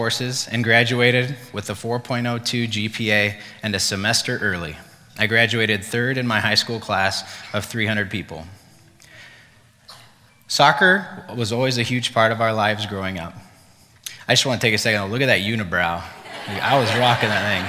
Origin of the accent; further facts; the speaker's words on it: Durango, Colorado, United States; moved away as an adult; also born or lived in Fort Collins, Colorado; I decided I needed to get out of my hometown